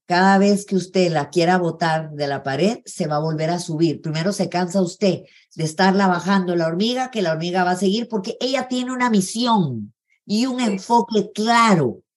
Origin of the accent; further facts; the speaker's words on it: Guatemala City, Guatemala Department, Guatemala; Yo crecí en zona 11, en Granay 3, toda mi niñez